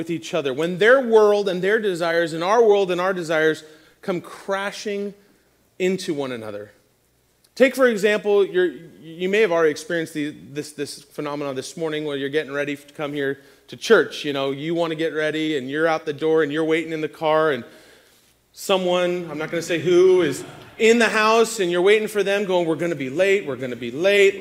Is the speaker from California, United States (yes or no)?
yes; Agora, California, United States; I grew up in Agora, right across Canyon Road in Hillrise, the area right behind Vaughn's.